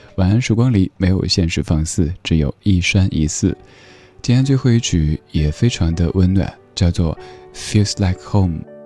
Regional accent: Chengdu, Sichuan, China; now in Beijing, China; 我的家乡成都

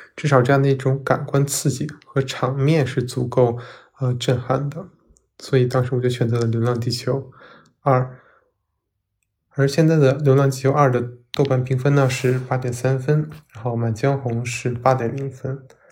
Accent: Northeast China, China; 我也是一个东北人

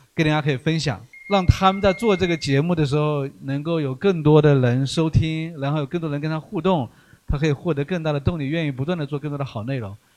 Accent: Fujian, China; accent: Fujian-accented Mandarin; moved away; also born or lived in Xi'an; 我们都是福建人，都是用福建人最大的特色叫以德服人

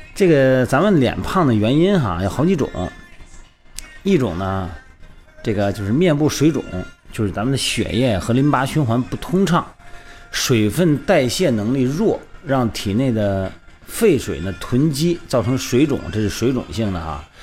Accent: Shandong, China; moved away; 我们老家山东那边

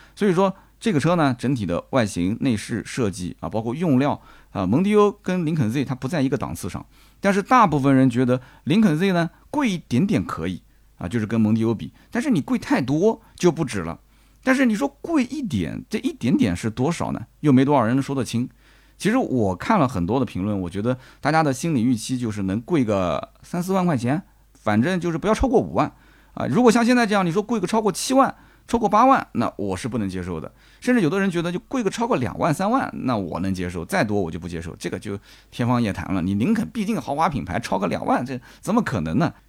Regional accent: China; 按照我们中国人审美讲

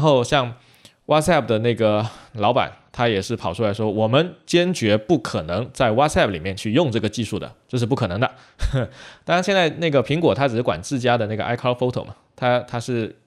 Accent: China; 我们中国人

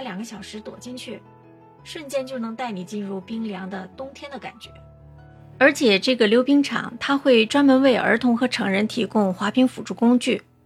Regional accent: northern China, China; now in Singapore; 我是北方人啊

